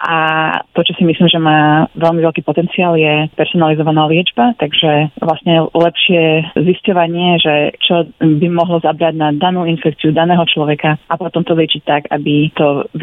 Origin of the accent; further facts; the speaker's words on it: Bratislava, Bratislava Region, Slovakia; moved away as an adult; also born or lived in London, United Kingdom / Austria; now in Israel; pochádzam z Bratislavy.